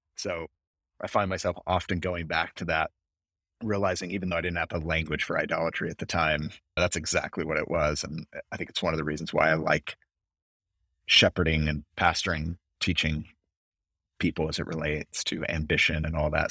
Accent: San Francisco, California, United States; moved away as an adult; also born or lived in Los Angeles, United States / London, United Kingdom; I was born and raised in the San Francisco Bay Area of California

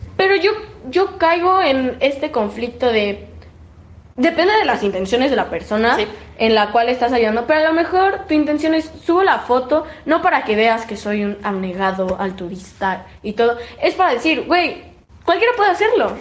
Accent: Mexico; los mexicanos somos los primeros

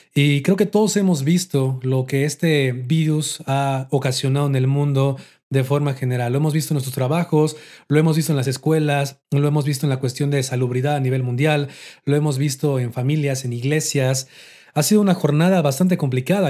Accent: Mexico; aquí en mi país, en México

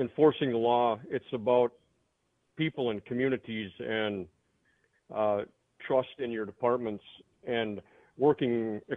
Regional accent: Wisconsin, United States; I am from Wisconsin

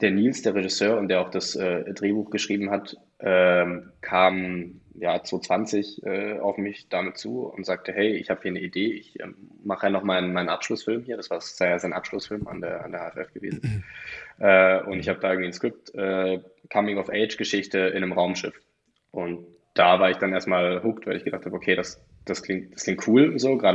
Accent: Tübingen, Baden-Württemberg, Germany; ich komme eigentlich aus Tübingen, ich komme nicht aus München

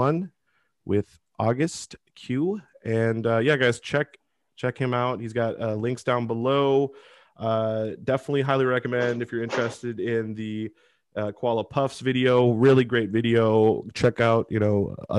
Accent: Seattle, Washington, United States; I'm from Seattle

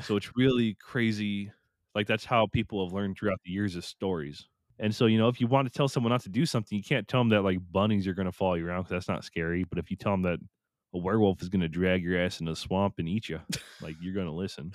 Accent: United States; I'm American

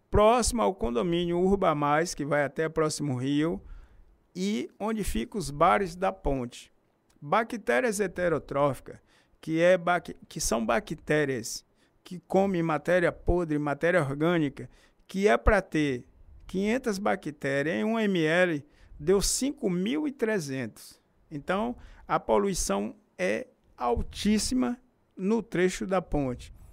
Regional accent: Feira de Santana, Bahia, Brazil; Lá onde eu nasci, que é Ipuaçu, na Fazenda Mergulho

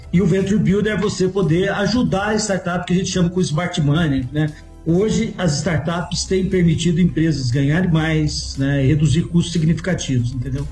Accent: Minas Gerais, Brazil; sendo mineiro, a gente come quieto

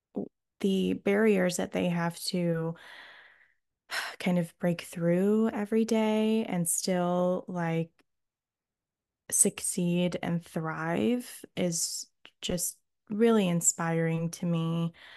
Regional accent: Oberlin, Ohio, United States; moved away as an adult; also born or lived in England; getting into the college in my hometown

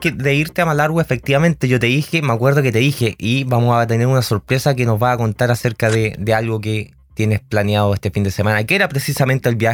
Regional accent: O'Higgins, Chile; somos todos chilenos, todos colchagüinos

